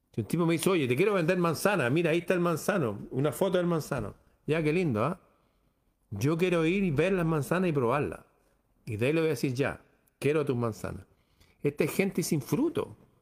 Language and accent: Spanish; Chile